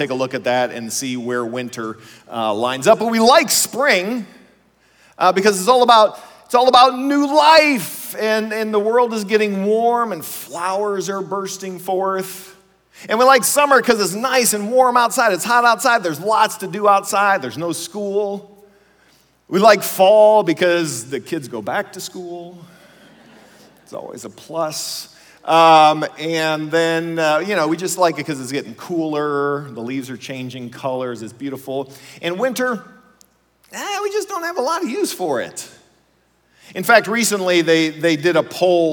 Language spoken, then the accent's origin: English; Ohio, United States; we grew up in Ohio